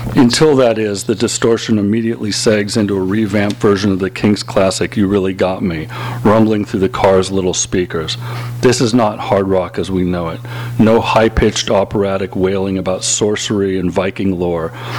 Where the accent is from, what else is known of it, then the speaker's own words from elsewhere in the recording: Los Angeles, California, United States; growing up in Los Angeles